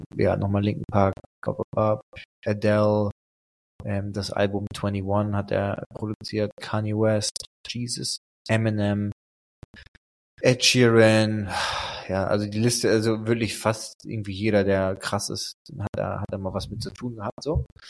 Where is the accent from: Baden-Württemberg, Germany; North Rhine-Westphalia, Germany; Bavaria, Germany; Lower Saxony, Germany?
Lower Saxony, Germany; Emden; moved away; in Emden, wo ich herkomme